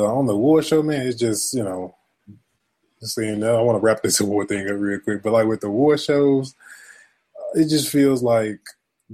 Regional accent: the South, United States; I grew up in the South

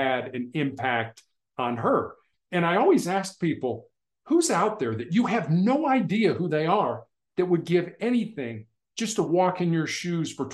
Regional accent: Chicago, Illinois, United States; I grew up in Chicago

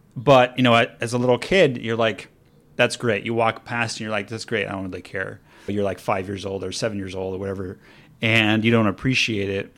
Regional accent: Los Angeles, California, United States; now in Pasadena, United States; I'm from Los Angeles, so I'm a, not a native Pasadena person, but the reason why I moved to Pasadena is 'cause it had more history.

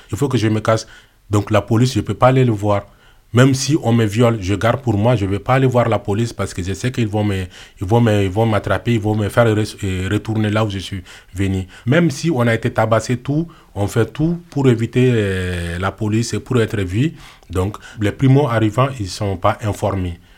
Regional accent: Mali; moved away; Je suis parti du Mali, donc je fais le Sahara, l'Algérie, la Libye, et je pris le bateau pneumatique pour arriver en Italie.

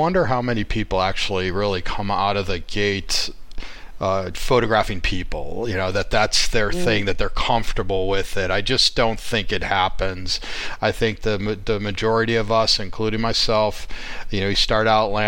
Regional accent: Chicago, Illinois, United States; I'm from Chicago

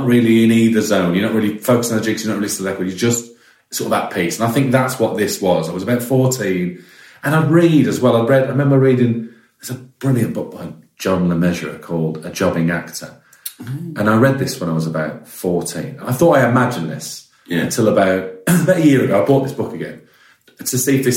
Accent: West Midlands, United Kingdom; Growing up in the West Midlands

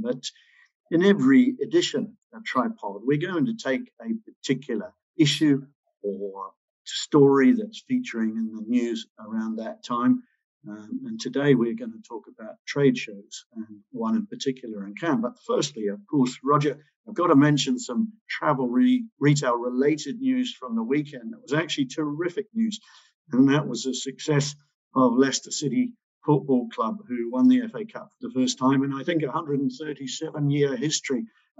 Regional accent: New Zealand; now in England, United Kingdom; I remember stumbling into it around 34 years ago in 1987 when I came over from New Zealand to England.

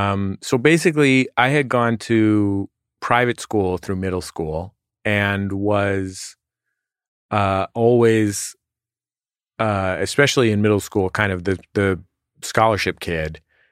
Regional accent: San Francisco, California, United States; San Francisco.

